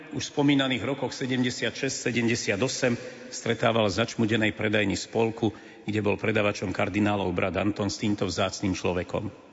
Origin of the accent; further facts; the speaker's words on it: Považie, Slovakia; môjho rodného kraja